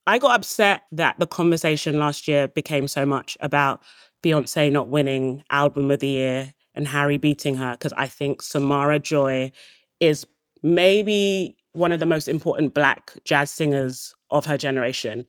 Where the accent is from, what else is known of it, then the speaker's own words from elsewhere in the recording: Nigeria; I'm Nigerian